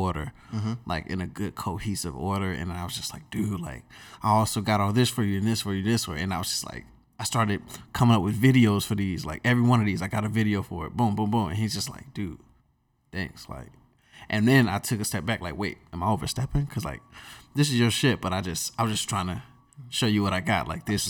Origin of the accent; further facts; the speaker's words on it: Durham, North Carolina, United States; Because we're from the Bull City.